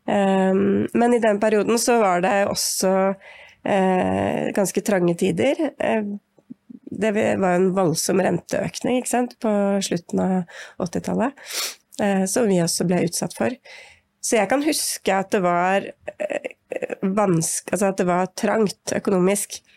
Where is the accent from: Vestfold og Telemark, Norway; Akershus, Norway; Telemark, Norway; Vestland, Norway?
Akershus, Norway; Siggerud; Jeg vokste opp på Sigrud, eh, som var en lite altså Da vi flytta dit, så var det en liten skogsbygd, på en måte, mellom Ski og Ytre Enebakk. Eh, ja, ca. en halvtime utafor Oslo.